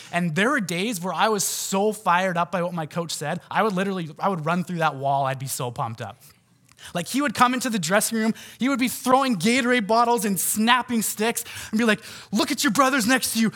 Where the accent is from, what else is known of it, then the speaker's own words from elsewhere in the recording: North Vancouver, British Columbia, Canada; I grew up in Lynn Valley